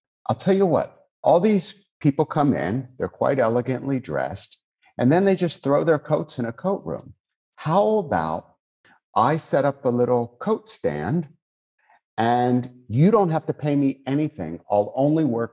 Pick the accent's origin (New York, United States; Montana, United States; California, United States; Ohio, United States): New York, United States; also born or lived in Japan; I would consider myself a classic New York Jew